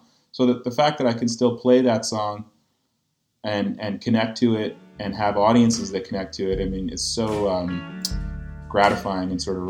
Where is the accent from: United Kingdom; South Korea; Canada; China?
Canada; In fact, I'm quite proud to be Canadian.